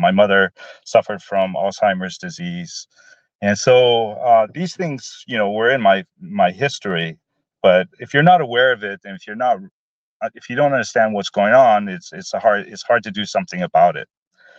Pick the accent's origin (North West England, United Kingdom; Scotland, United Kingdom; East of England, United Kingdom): Scotland, United Kingdom; Glasgow; born there; now in Portland, United States; originally, I was born in Glasgow, Scotland, lived in Portland for probably over 40 years now.